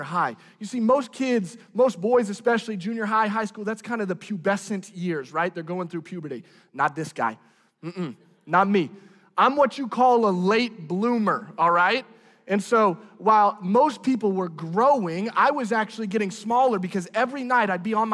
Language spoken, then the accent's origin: English; Branson, Missouri, United States; moved away; living and growing up in Branson probably shaped some of the way that I am